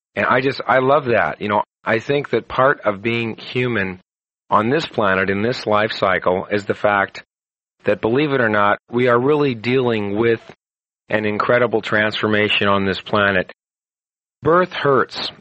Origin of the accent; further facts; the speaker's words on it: United States; being an American